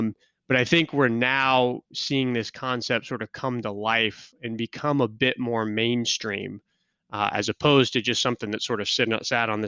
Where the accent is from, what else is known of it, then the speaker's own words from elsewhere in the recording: Kansas City, United States; moved away; I was born and raised in Kansas City.